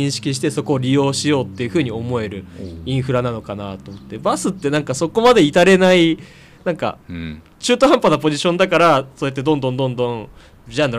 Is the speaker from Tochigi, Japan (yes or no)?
yes; Utsunomiya, Tochigi, Japan; 僕宇都宮市出身だから